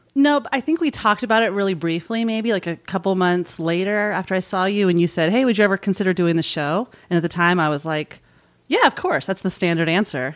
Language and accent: English; Marin, California, United States; also born or lived in San Francisco; San Francisco for me, that's where I was born, and I was raised in Marin, and I've never lived an hour from San Francisco